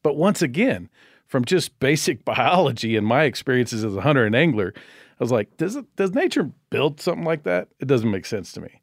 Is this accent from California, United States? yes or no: yes; Bakersfield, California, United States; I grew up outside of Bakersfield, California, in a little farming community